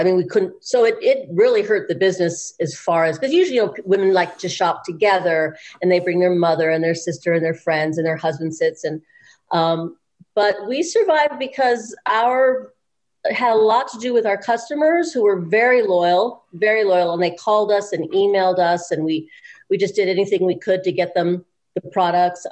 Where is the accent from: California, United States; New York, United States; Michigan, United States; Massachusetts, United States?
California, United States; Beverly Hills; I grew up in Beverly Hills and I went to the high school.